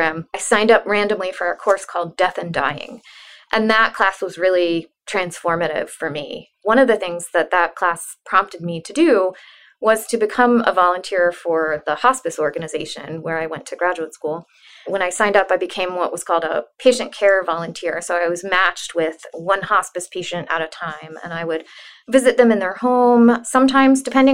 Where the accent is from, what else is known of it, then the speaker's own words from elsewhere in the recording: Central Florida, United States; I grew up in Central Florida.